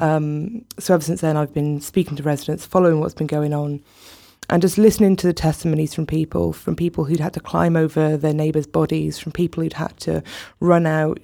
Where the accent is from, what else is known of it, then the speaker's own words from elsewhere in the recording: South Wales, United Kingdom; I grew up in South Wales